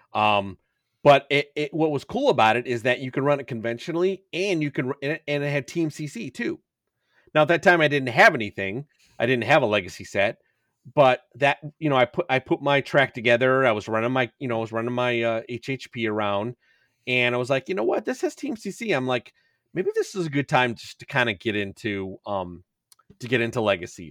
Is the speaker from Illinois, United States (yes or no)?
yes; Chicago, Illinois, United States; I'm from Chicago